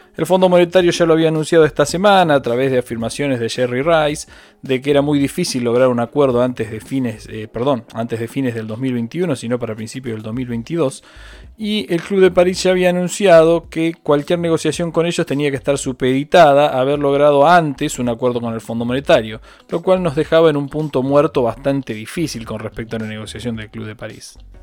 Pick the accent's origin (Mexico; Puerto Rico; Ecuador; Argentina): Argentina; como los argentinos lo sabemos